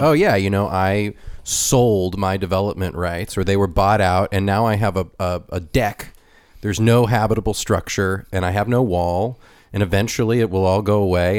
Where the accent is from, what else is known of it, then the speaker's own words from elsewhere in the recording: Ventura County, California, United States; Ventura County, where I'm from, is like ninety-something percent armored